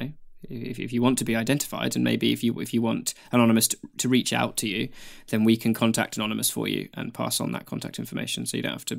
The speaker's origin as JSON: {"language": "English", "country": "Taiwan", "tie": "born or raised there", "first_language": "Mandarin Chinese", "second_language": "English", "moved": "as an adult", "lives_now": "New Zealand", "said": "I was born and raised in Taiwan and only moved to New Zealand a couple of years ago for university. Chinese Mandarin is my native language"}